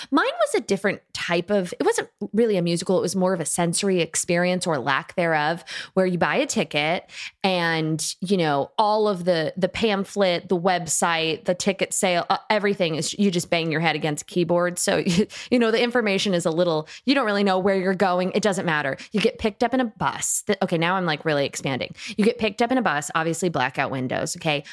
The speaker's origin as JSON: {"language": "English", "town": "Tuscumbia", "region": "Alabama", "country": "United States", "said": "I come from Tuxacumbeah, Alabama"}